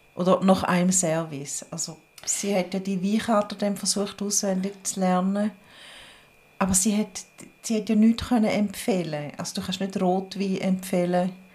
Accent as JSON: {"language": "German", "region": "St. Gallen", "country": "Switzerland", "moved": "yes", "lives_now": "Bern, Switzerland", "said": "wir St. Gallerinnen in Bern"}